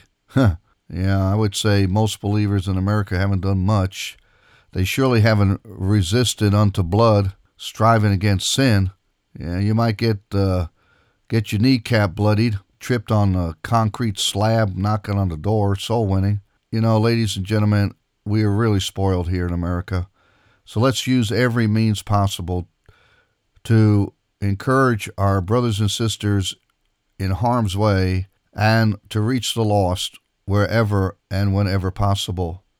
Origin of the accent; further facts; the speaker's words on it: Israel; moved away; I grew up in Israel